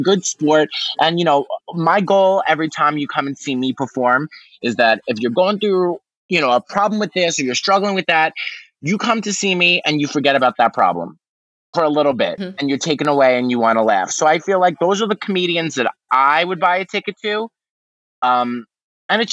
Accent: New York City, New York, United States; moved away as an adult; now in Los Angeles, United States; Staten Island, which is my hometown

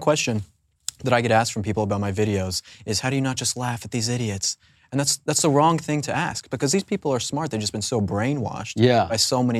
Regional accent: Colorado, United States; I'm from Colorado

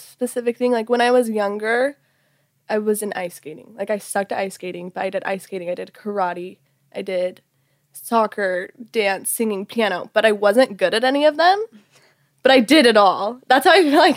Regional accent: Utah, United States; moved away as an adult; now in Los Angeles, United States; I'm from Utah, but I just moved

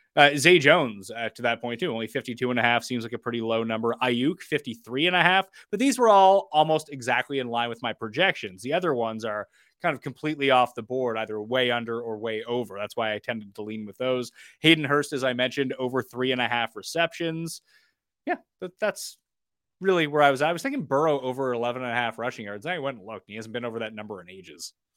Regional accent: Canada; as a Canadian

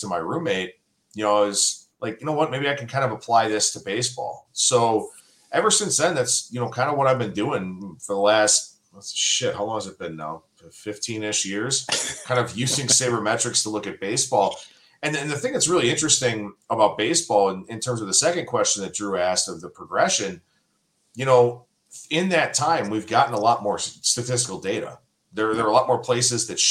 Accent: Cleveland, Ohio, United States; born and raised in Cleveland

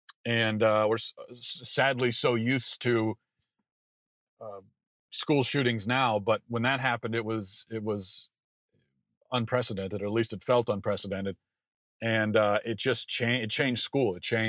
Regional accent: Maryland, United States; being as I grew up in Maryland, the last defining event was the D.C. sniper

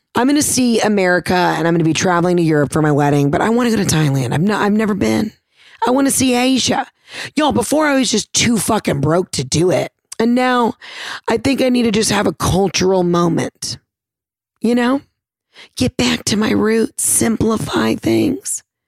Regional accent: the South, United States; I'm from the South

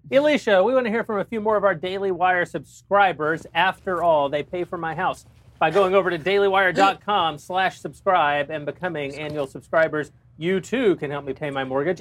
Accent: Texas, United States; I'm from Texas

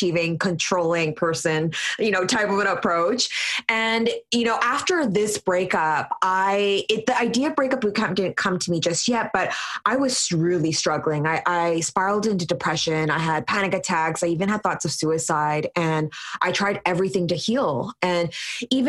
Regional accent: Vancouver, British Columbia, Canada; born and raised in Vancouver

